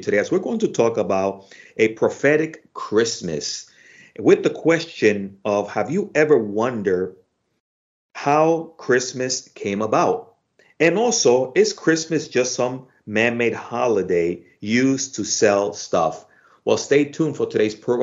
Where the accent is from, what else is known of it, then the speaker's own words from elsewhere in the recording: Dominican Republic; now in United States; I'm originally from the Dominican Republic